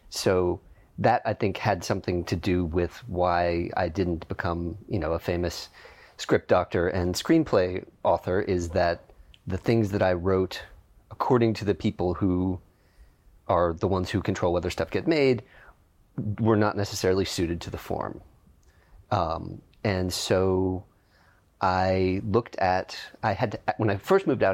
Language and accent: English; Pittsburgh, Pennsylvania, United States; also born or lived in New York; now in Los Angeles, United States; I am from Pittsburgh, Pennsylvania